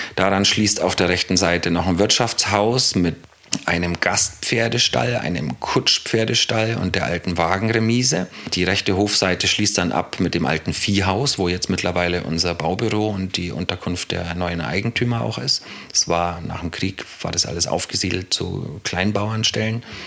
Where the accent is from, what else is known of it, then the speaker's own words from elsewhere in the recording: Bayreuth, Bavaria, Germany; moved away as an adult; also born or lived in Berlin; now in Broock, Germany; Also ursprünglich bin ich aus Bayreuth in Franken, habe die letzten Jahre, aber bevor ich nach Bruck kam, in Berlin gelebt